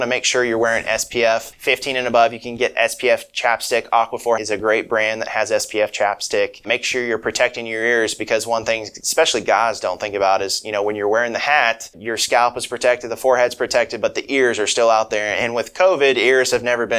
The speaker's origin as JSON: {"language": "English", "region": "Kansas", "country": "United States", "tie": "born or raised there", "moved": "as an adult", "lives_now": "Jonesboro, United States", "said": "I'm originally from Kansas, and, you know, I've kind of been all over for the training. And, you know, I grew up in a small rural community."}